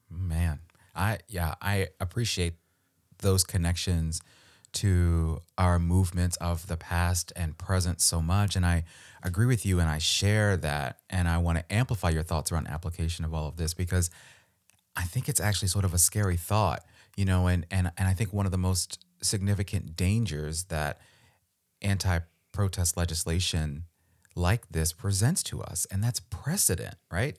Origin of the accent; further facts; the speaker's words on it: Maryland, United States; I'm from Maryland. We live in Maryland. You know, this is, this is home for us